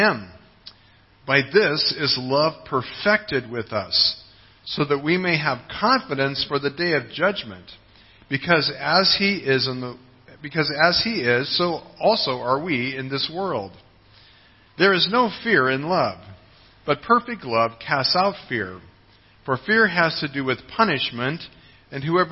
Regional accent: United States; moved away; my home country, the United States

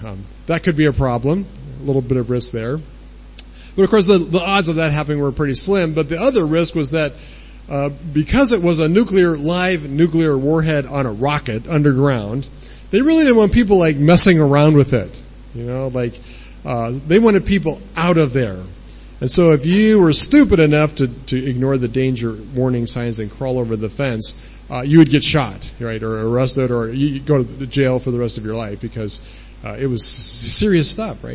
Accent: United States; moved away as an adult; now in Thailand; we don't own a house in, the, in America, our home country

